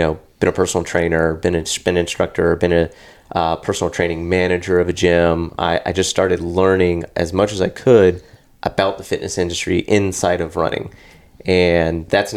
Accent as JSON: {"language": "English", "town": "Jacksonville", "region": "Florida", "country": "United States", "tie": "born or raised there", "said": "born and raised here in Jacksonville, Florida"}